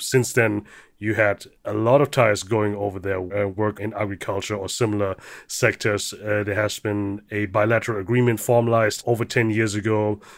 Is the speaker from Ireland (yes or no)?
no; Germany; I'm the son of immigrant parents. growing up in Germany